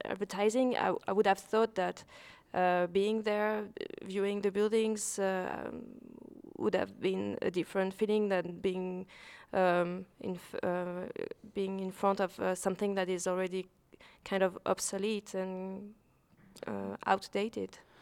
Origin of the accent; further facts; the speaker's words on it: Lausanne, Vaud, Switzerland; I'm a Swiss-based photographer. I was born in Lausanne, Switzerland.